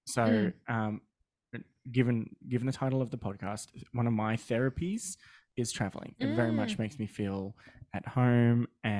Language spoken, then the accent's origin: English; Australia; No, I'm Australian.